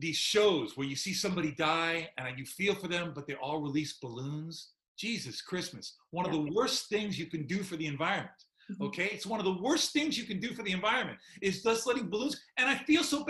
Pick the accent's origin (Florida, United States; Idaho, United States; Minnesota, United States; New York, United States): New York, United States; I was born and raised in New York